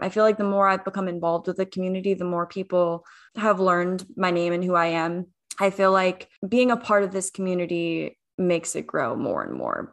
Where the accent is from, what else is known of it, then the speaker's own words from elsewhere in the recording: Washington, United States; I grew up in Washington State